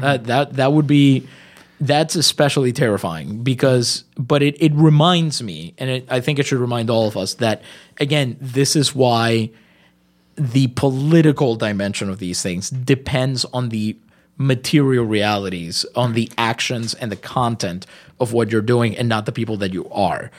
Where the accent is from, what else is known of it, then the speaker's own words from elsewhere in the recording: Puerto Rico; first language Spanish; English is a second language; I'm Puerto Rican.